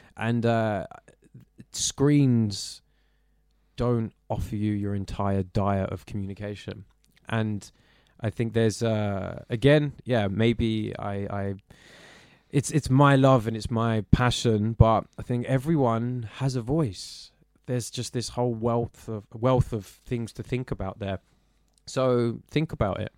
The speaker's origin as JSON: {"language": "English", "region": "London", "country": "United Kingdom", "tie": "born or raised there", "said": "growing up in Walthamstow"}